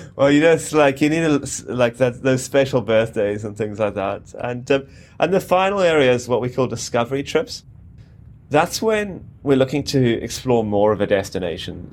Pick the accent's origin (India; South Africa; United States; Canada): South Africa; moved away as an adult; also born or lived in Cape Town / London / Ullapool; I grew up in South Africa and pretty much in the outdoors on a farm for much of my teenage years.